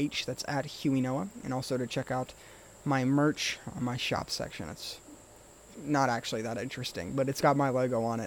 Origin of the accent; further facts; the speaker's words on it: United States; we as American people